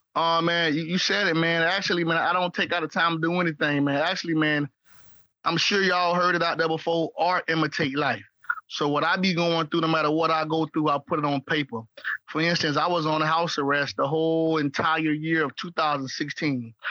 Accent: St. Petersburg, Florida, United States; When I started growing my dreads in St. Pete, in St. Petersburg, Florida, the Bird, Trigger City, St. Creek, St. Pistol

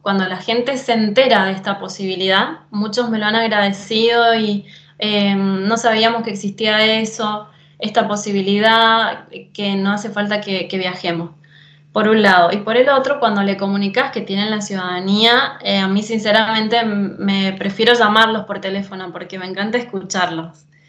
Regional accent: San Rafael, Mendoza, Argentina; moved away as an adult; now in Italy; yo vengo de San Rafael, Mendoza

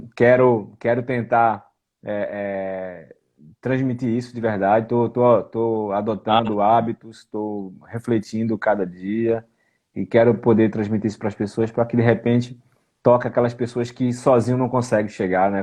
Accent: Brazil; now in Portugal; somos brasileiros

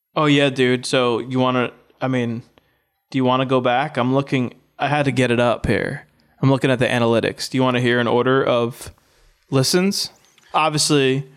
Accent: Orange County, New York, United States; upstate, Orange County

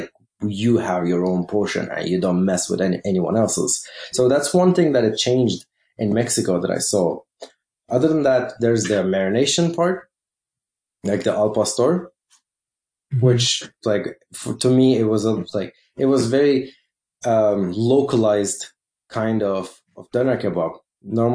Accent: Turkey; I'm from Turkey

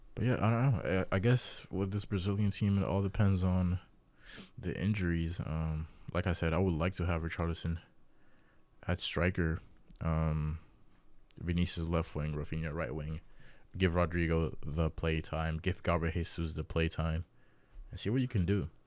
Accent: Dominican Republic; I'm from Dominican Republic

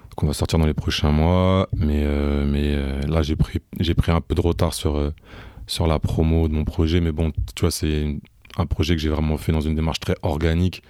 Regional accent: Rouen, Normandy, France; je suis né, j'ai grandi à Rouen

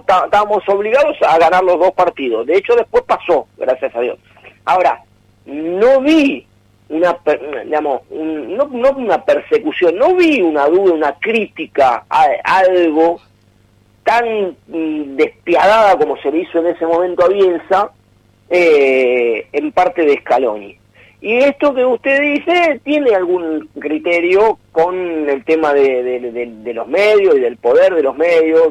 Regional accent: Argentina; uno lo ve por como argentino

